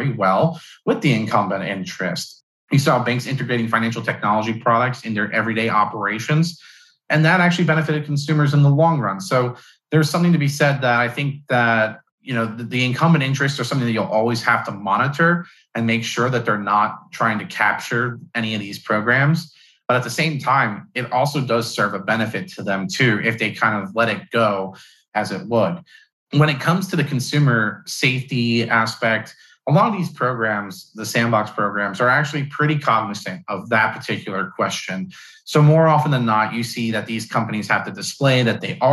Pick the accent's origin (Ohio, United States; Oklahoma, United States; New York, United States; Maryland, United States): New York, United States; I'm from New York